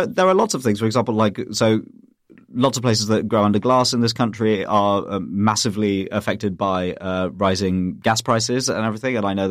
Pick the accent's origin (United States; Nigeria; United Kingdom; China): United Kingdom; while I am British, I'm also British Indian